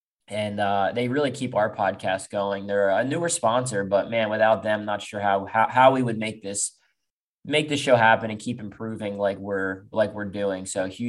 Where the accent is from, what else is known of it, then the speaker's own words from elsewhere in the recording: Pennsylvania, United States; growing up in Pennsylvania